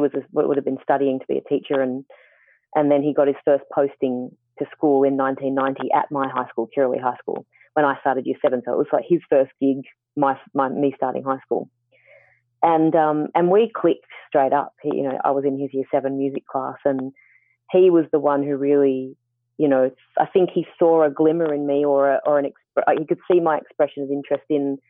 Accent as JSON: {"language": "English", "country": "Australia", "tie": "born or raised there", "said": "I was born in Australia, My brother and I were both born here."}